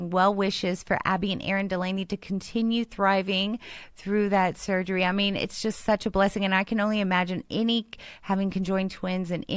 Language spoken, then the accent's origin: English; Houston, Texas, United States; I'm from Houston.